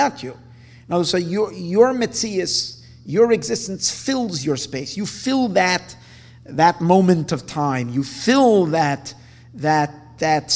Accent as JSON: {"language": "English", "country": "United States", "said": "we're American Jews"}